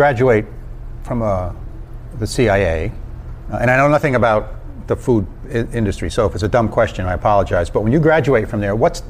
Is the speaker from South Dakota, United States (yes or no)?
no; Wappingers Falls, New York, United States; I grew up in Wappingers Falls.